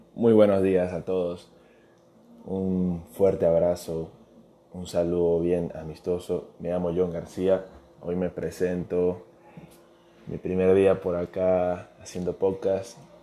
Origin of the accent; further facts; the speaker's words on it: Venezuela; now in Ecuador; Yo soy venezolano, soy futbolista. Actualmente vivo en Ecuador, soy inmigrante